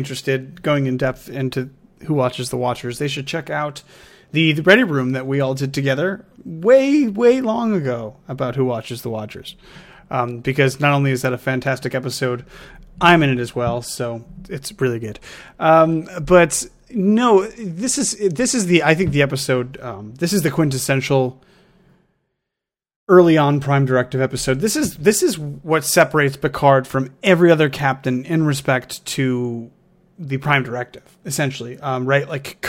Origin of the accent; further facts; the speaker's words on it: United States; three of us on the podcast are Americans, but most of our listeners probably also come from America.